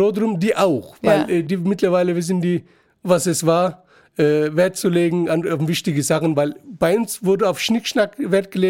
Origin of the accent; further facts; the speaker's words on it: Gaziantep, Turkey; now in Frankfurt, Germany; Ja, also ich, ich liebe meine Heimatstadt.